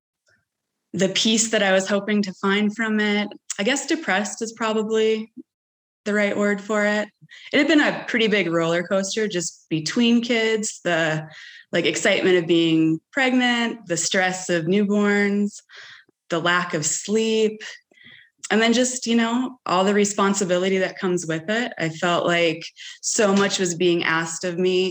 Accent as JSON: {"language": "English", "region": "Minnesota", "country": "United States", "also_born_or_lived": "Portland, Oregon", "moved": "as an adult", "lives_now": "Bend, United States", "said": "I'm from Minnesota. My husband and I moved to Oregon 15 years ago."}